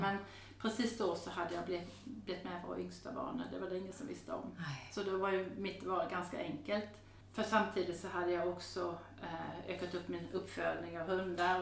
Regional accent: Denmark; also born or lived in Häradsbäck, Sweden; now in Sweden; jag är född och uppvuxen i Danmark

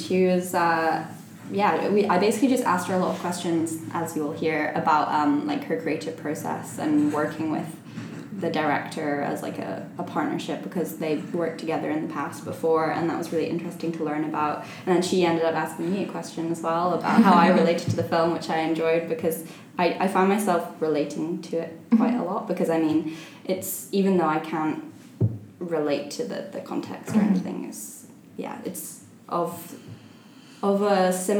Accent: Belarus; like growing up in Belarus

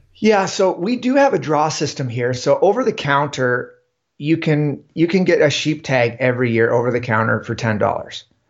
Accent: Ontario, Canada; moved away as an adult; now in Yukon, Canada; I grew up in Ontario, so, um, just about two hours west of Toronto.

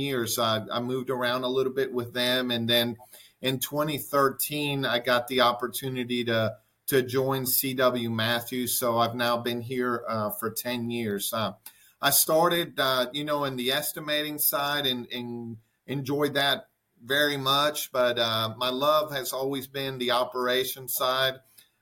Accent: Caracas, Capital District, Venezuela; moved away as an adult; now in United States; I was born in Venezuela, in Caracas, Venezuela, and lived there all the way through my high school years

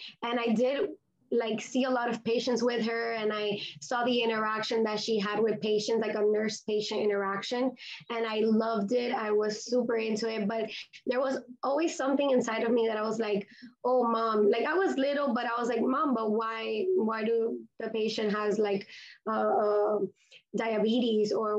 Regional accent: Miami, Florida, United States; also born or lived in Grenada; I was born and raised in Miami, Florida, and my parents are Hispanic, so I am also Cuban

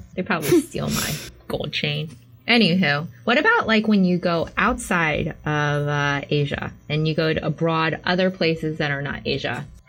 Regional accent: United States; I'm like, I'm American. I like tried to like pull my most American accent I could so they didn't think I was a local.

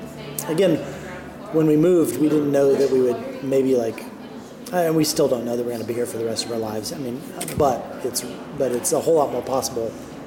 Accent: Dallas, Texas, United States; moved away as an adult; now in Knoxville, United States; I'm from Dallas.

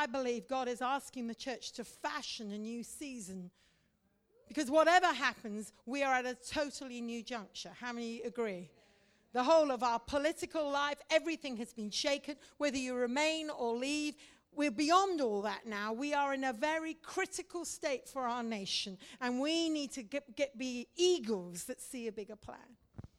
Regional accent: India; You see, I grew up in India. I'm a Mish kid and a preacher's kid, grew up in India.

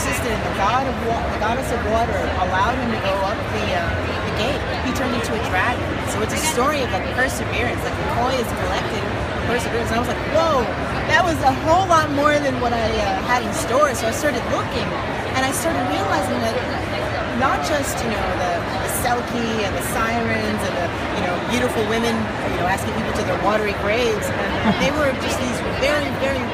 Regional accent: New York City, New York, United States; moved away as an adult; now in Atlanta, United States; I live here in Atlanta now, but originally, I'm from New York City

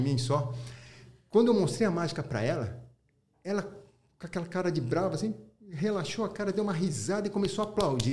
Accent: Brazil; Meu país é Brasil. Falei pra minha mãe, sou japonês, sou brasileiro. Pô, ela falou, você é brasileiro, filho, você nasceu no Brasil

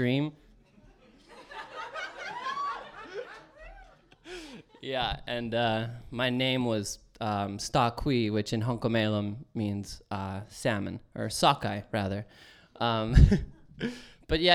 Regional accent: Cold Lake, Alberta, Canada; Cold Lake, which is where I'm from

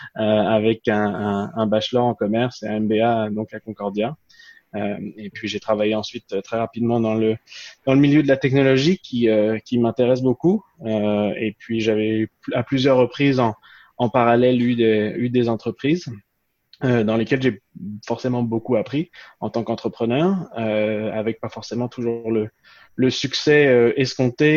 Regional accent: France; moved away as an adult; also born or lived in Quebec; je suis né en France et j'ai grandi en France

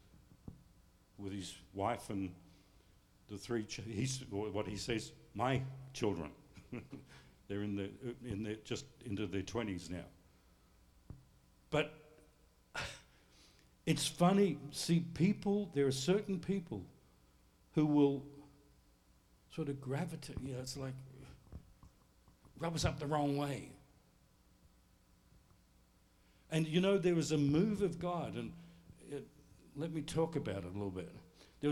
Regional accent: United States; I'm living as an Australian, even though I claim to be an American

